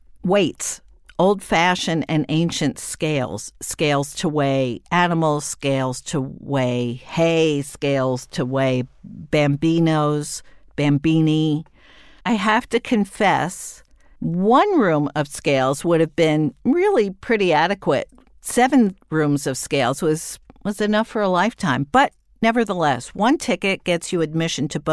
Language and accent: English; United States; Being an American abroad